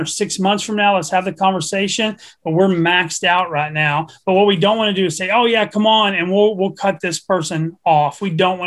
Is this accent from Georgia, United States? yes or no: no; Texas, United States; I'm a redneck from Texas that doesn't speak one word of Spanish